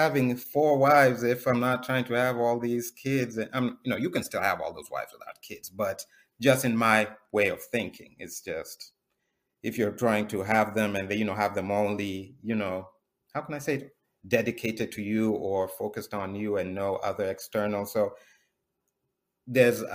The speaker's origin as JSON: {"language": "English", "country": "Kenya", "tie": "born or raised there", "moved": "as an adult", "lives_now": "United States", "said": "I grew up in Kenya."}